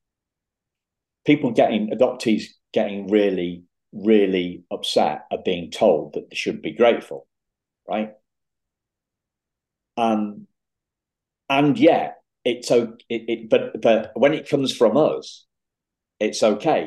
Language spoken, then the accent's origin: English; United Kingdom; as a Brit